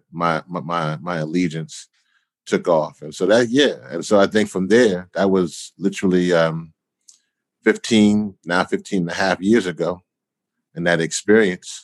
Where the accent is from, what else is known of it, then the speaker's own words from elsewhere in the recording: Louisiana, United States; moved away; also born or lived in Washington, D.C.; I was in Washington, D.C. When Hurricane Katrina hit, but I'm originally from Louisiana.